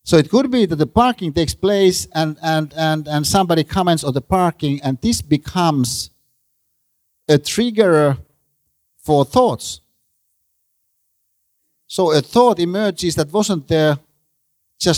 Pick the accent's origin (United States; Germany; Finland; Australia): Finland; I'm a Finn